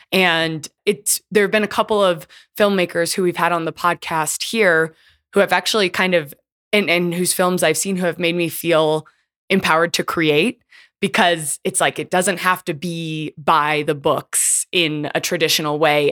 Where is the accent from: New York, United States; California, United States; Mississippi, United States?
California, United States; California's Bay Area, United States; my hometown, California's Bay Area